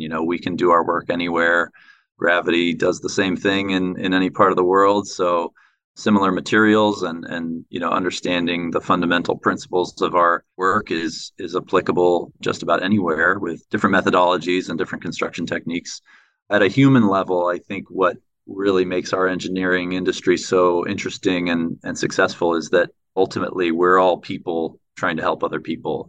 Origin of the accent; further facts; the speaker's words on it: San Francisco, California, United States; moved away as an adult; also born or lived in Taipei, Taiwan / Riyadh, Saudi Arabia / Sydney, Australia; I was born and raised in San Francisco